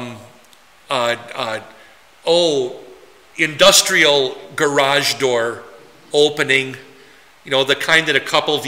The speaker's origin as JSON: {"language": "English", "town": "Poynette", "region": "Wisconsin", "country": "United States", "tie": "born or raised there", "moved": "yes", "lives_now": "New Ulm, United States", "said": "Poinette to you occasionally, my hometown"}